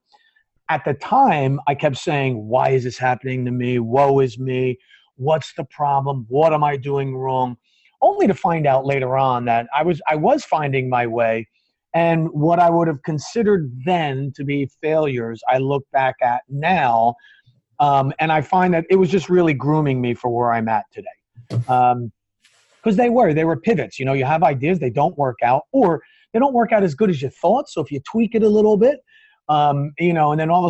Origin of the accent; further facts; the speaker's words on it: New Jersey, United States; I was born and raised in New Jersey, still live in New Jersey